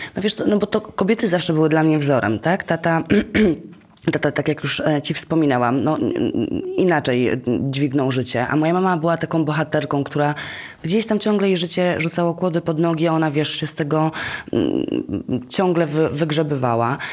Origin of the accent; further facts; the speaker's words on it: Gdańsk, Pomeranian Voivodeship, Poland; moved away; ja pochodzę z Gdańska